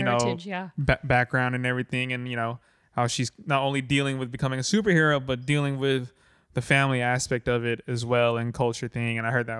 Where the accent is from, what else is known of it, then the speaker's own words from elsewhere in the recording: California, United States; I am from California.